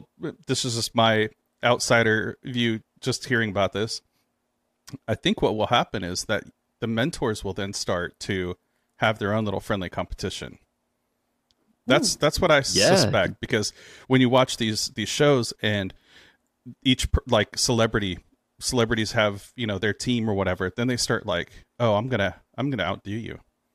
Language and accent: English; California, United States; Originally from California.